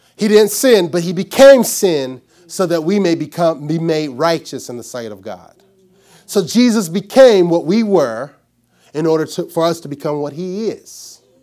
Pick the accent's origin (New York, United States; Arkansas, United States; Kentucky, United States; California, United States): Arkansas, United States; I'm from Arkansas.